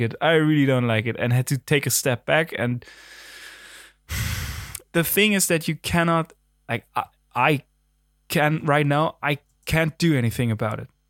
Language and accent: English; Germany; accent: German; English is a second language; there's my German again